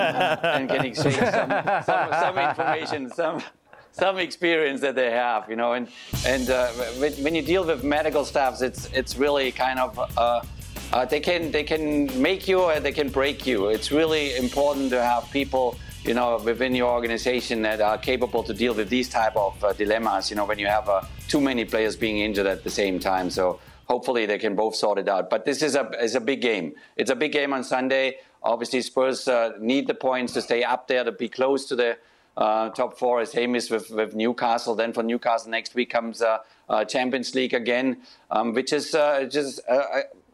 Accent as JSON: {"language": "English", "town": "Stuttgart", "region": "Baden-Württemberg", "country": "Germany", "tie": "born or raised there", "moved": "yes", "said": "my old town, my hometown"}